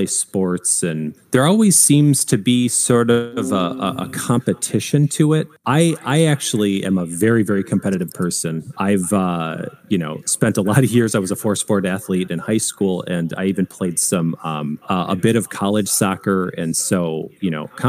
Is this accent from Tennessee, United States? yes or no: no; Michigan, United States; moved away as an adult; also born or lived in Illinois; now in Connecticut, United States; so we're originally from Michigan